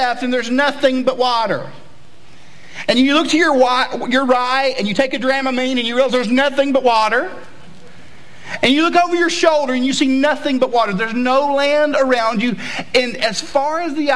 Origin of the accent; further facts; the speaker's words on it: East Tennessee, United States; moved away; I'm from Tennessee originally, and I'm from the good part of Tennessee, because once you go west of Nashville, it gets kind of not cool. But on the east side of Tennessee, it's really cool.